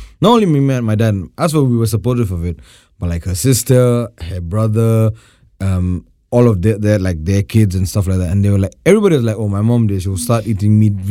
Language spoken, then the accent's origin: English; India; now in Accra, Ghana; as an Indian